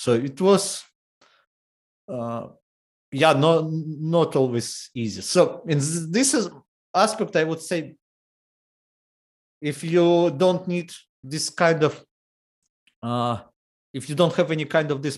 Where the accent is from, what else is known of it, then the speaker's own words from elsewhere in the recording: Horlivka, Donetsk Oblast, Ukraine; English is a second language; also born or lived in Kramatorsk, Ukraine; I was born in Horlovka. I moved to another city, to Kramatorsk, when I was 10 years old